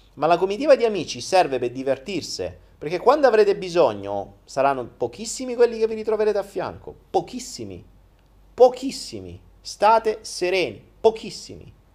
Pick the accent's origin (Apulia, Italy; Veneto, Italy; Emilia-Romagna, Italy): Apulia, Italy; Foggia; moved away as an adult; ho so vissuto 19 anni a Foggia